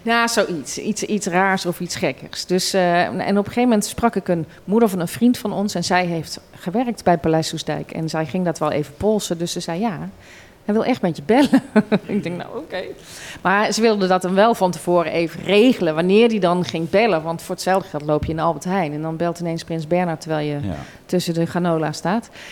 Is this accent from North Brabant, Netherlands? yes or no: yes; Roosendaal, North Brabant, Netherlands; accent: zachte G; zachte G horen ze het nog, dat ik uit Brabant kom